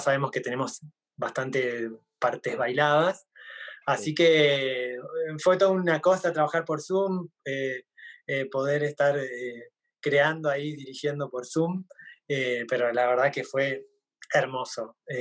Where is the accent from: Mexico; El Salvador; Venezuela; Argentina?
Argentina; más identidad como argentino, como es la, el tango, las danzas folclóricas nuestras